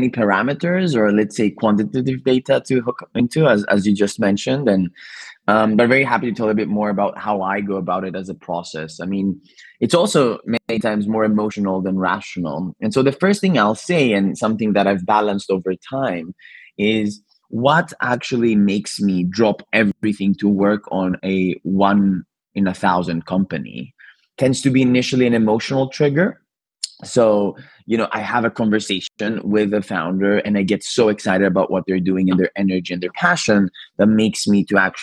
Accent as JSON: {"language": "English", "town": "Athens", "region": "Attica", "country": "Greece", "tie": "born or raised there", "also_born_or_lived": "Cambridge, United Kingdom", "moved": "as an adult", "lives_now": "London, United Kingdom", "said": "I'm originally Greek. I was born and raised in Athens and actually came to the UK to study in Cambridge and transitioned to London, and now almost 14 years in London"}